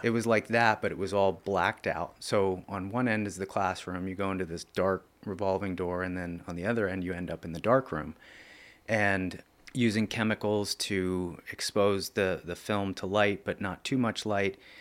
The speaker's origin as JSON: {"language": "English", "town": "Lebanon", "region": "Pennsylvania", "country": "United States", "tie": "born or raised there", "said": "the first four years, I grew up on Oak Street, and that was in Lebanon School District"}